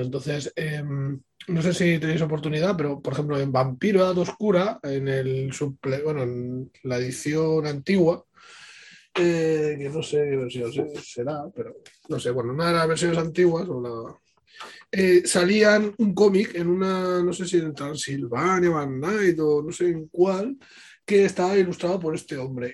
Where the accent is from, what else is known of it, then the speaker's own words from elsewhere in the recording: Ibiza, Balearic Islands, Spain; Aquí en, en Ibiza, bueno, yo soy de Ibiza